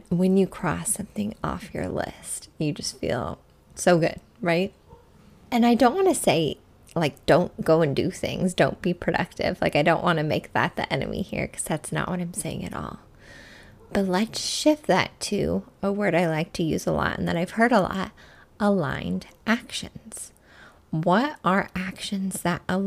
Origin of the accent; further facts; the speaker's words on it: Midwest, United States; now in Arizona, United States; where I grew up in the Midwest